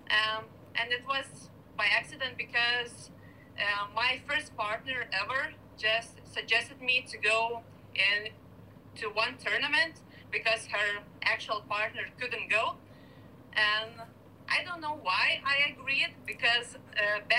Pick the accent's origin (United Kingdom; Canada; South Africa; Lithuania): Lithuania; Kaunas, Kaunas County; now in Vilnius, Lithuania; I'm living in my, uh, in the capital of Lithuania, in Vilnius, and my hometown is the second biggest uh, town in in Lithuania, Kaunas.